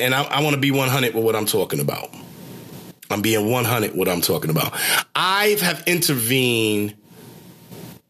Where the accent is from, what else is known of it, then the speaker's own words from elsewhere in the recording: New York City, New York, United States; moved away; a 2 train that I used to ride in to from Brooklyn, Flatbush